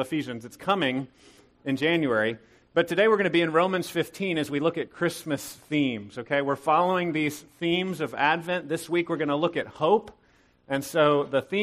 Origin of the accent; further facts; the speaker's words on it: Temple, Texas, United States; now in Killeen, United States; I grew up in Temple